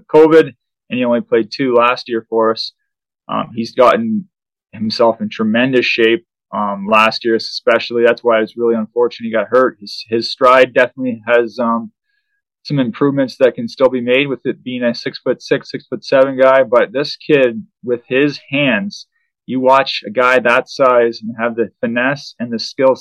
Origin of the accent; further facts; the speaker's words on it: Canada; walking to the rink in shorts as a Canadian kid